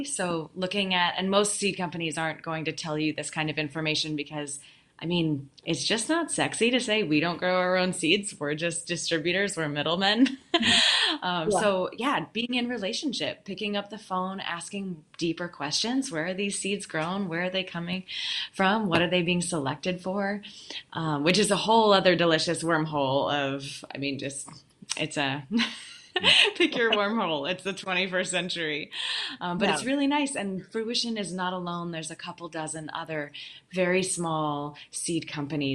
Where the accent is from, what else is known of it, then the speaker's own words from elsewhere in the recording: Western New York, United States; I grew up here in Western New York in Zone 5